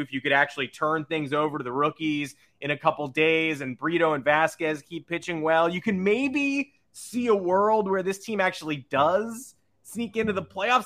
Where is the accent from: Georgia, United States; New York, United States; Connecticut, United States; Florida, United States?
New York, United States; Grew up in New York with high expectations